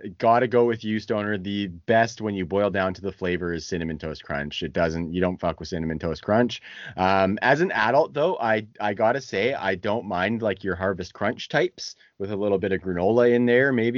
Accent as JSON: {"language": "English", "country": "Canada", "said": "I'm Canadian."}